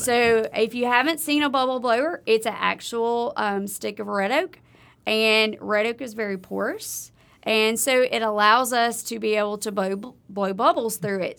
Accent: Livingston Parish, South Louisiana, United States; moved away as an adult; now in Starkville, United States; I grew up in South Louisiana. I grew up, um, in Livingston Parish, just outside of Baton Rouge

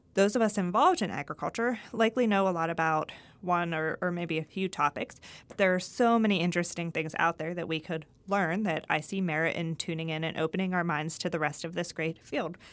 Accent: Greensburg, Pennsylvania, United States; moved away as an adult; also born or lived in Ohio / Kentucky; now in Mississippi, United States; I'm originally from Greensburg, Pennsylvania

